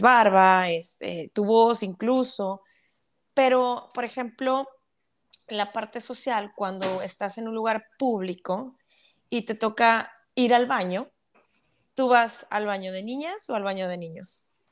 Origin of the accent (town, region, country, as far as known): Monterrey, Nuevo León, Mexico